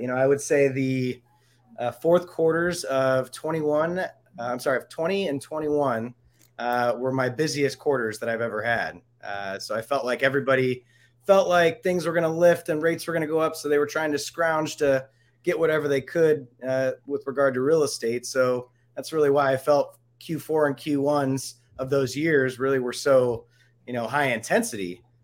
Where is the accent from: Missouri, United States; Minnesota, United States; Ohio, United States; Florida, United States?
Ohio, United States; now in Denver, United States; I'm originally from Ohio